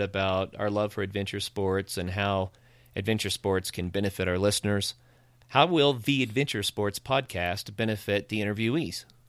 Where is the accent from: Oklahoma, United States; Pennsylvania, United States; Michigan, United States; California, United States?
Oklahoma, United States; Ozark Mountains, northeastern; now in Colorado, United States; I grew up in the Ozark Mountains in northeastern Oklahoma and grew up on a farm